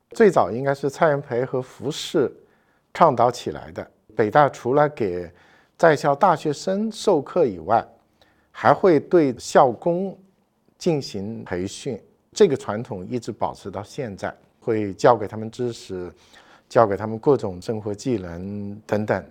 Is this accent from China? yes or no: yes; southern China, China; moved away as an adult; now in Beijing, China; 我是一个南方人